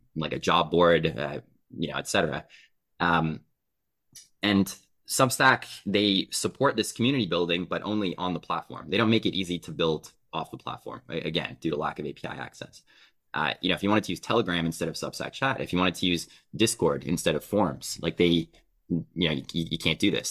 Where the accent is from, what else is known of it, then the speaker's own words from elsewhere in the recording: Canada; I'm Canadian